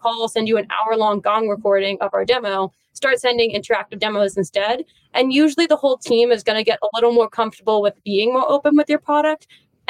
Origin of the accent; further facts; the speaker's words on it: New York City, New York, United States; being a New Yorker